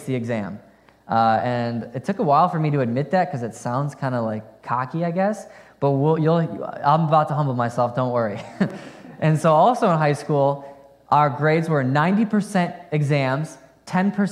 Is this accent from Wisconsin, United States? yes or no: yes; Fond du Lac, Wisconsin, United States; I grew up in Fond du Lac, Wisconsin